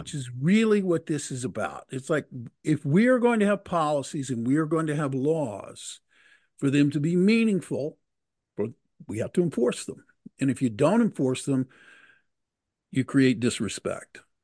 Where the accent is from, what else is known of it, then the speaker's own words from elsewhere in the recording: Texas, United States; I grew up in Texas